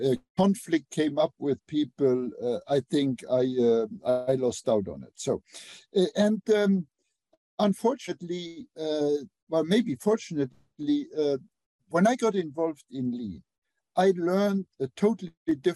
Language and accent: English; Luxembourg; English is a second language; moved away as an adult; also born or lived in Germany; now in United States; I did not grow up speaking English. I grew up in Europe, in Luxembourg.